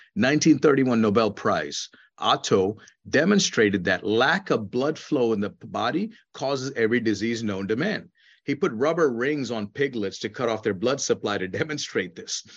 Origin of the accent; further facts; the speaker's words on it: India; moved away; When I was a child growing up in India